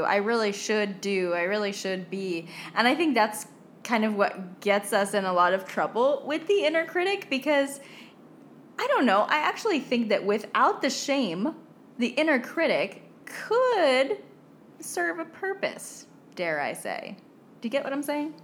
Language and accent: English; United States; moved away; I am American too